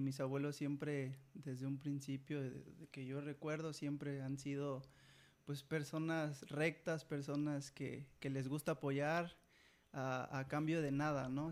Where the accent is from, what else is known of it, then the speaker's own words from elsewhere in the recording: Jilotepec, Veracruz, Mexico; tengo 27 años y soy de Gilotepec.